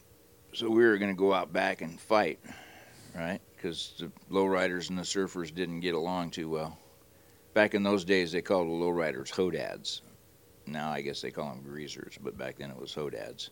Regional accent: Hawthorne, California, United States; I grew up in Hawthorne

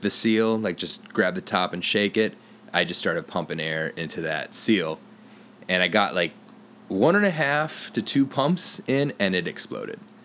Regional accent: Fargo, North Dakota, United States; now in Bay Area, United States; I grew up in North Dakota, which I thought was a fi- well, it was always a red state, but I didn't know how bad it was. Like I grew up in Fargo

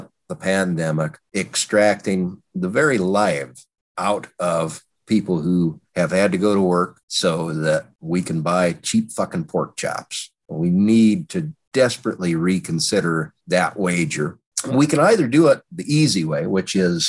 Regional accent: Wyoming, United States; moved away; I'm originally from Wyoming

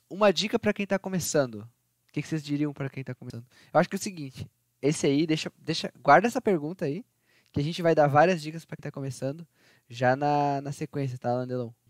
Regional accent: Rio Grande do Sul, Brazil; moved away; Assim como eu, que eu saí do Rio Grande do Sul.

